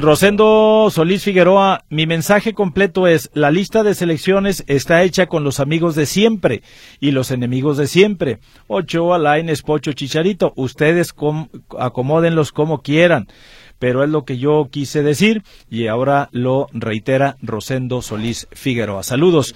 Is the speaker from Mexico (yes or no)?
yes; Mexico; somos mexicanos